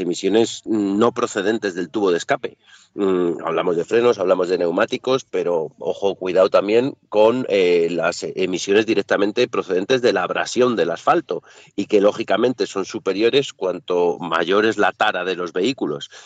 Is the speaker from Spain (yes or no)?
yes; Spain